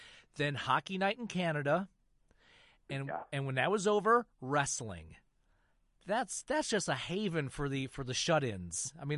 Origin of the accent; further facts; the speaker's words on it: Michigan, United States; growing up in Michigan, the CBC Channel 9 out of Ottawa was a great station to watch when you didn't have a driver's license